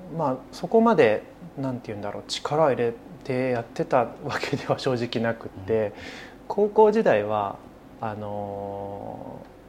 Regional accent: Kyoto, Japan; moved away as an adult; now in Tokyo, Japan; 僕はそうですね生まれも育ちも京都市

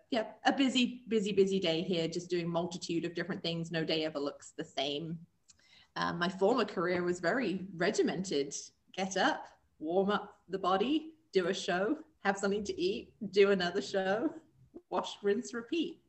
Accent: England, United Kingdom; moved away as an adult; also born or lived in Springfield, Missouri; now in Columbia, United States; I am originally from England and found my way over here to the US and um, made this my new home.

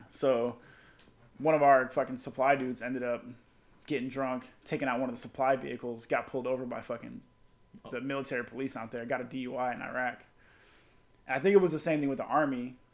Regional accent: Florida, United States; She's like, where you from? I'm like South Florida. She's like, I'm from Jupiter. I'm like, I oh, that ain't near me.

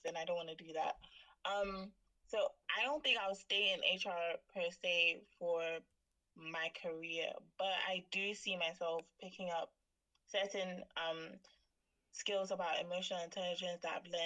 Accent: Ghana; I am from Ghana

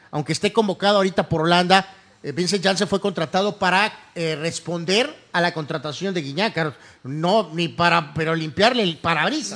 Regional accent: Guadalajara, Jalisco, Mexico; moved away; nosotros somos de Guadalajara

